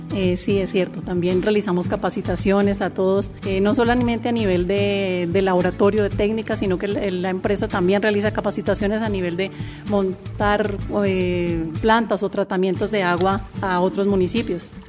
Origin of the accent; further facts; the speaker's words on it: Popayán, Cauca, Colombia; soy de Popayán, y me encanta trabajar por esta ciudad